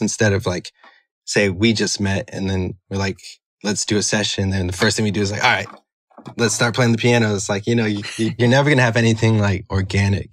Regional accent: Chicago, Illinois, United States; I'm from Chicago

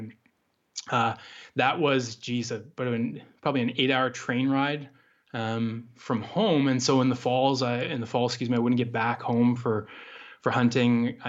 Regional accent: Douglas, Ontario, Canada; I grew up in Eastern Canada in the province of Ontario in a pretty rural area. The closest town, I would have to say. Village, which we weren't even in. We were out on a farm outside this town or village. It's called Douglas, Ontario.

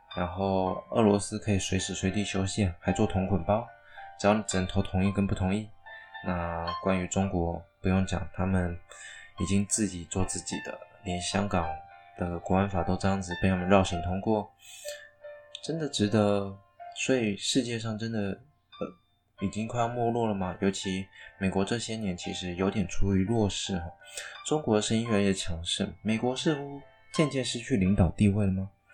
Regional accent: Taiwan; 当然我是台湾人，好，我身为一个台湾人

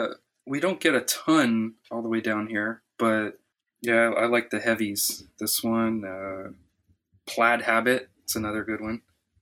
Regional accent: Miami, Florida, United States; I'm from Miami, born and raised, but like the outskirts. Like grew up a mile from my grandma, who has 10 acres of avocados.

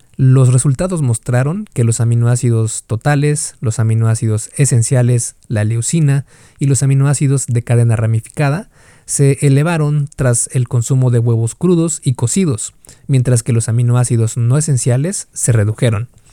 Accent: Mexico; Yo soy de México

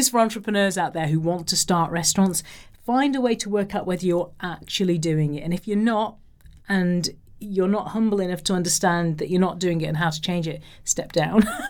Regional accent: Liverpool, North West England, United Kingdom; I come from Liverpool

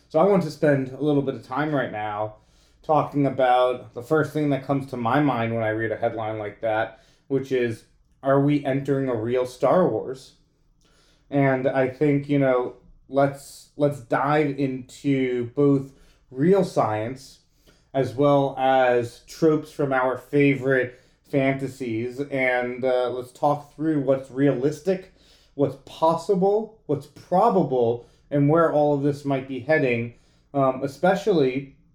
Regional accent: New York, United States; As a New Yorker, that is not pizza.

